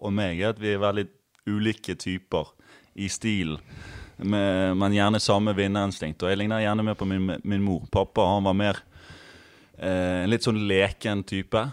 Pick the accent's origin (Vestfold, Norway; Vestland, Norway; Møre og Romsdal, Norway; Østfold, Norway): Vestland, Norway; Bergen; på Møhlpris, der jeg er fra, der er det buekorps